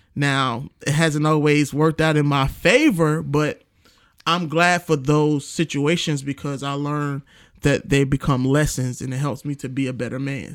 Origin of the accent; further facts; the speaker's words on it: New York City, New York, United States; moved away; I'm from New York, New York City. Shout out to my hometown.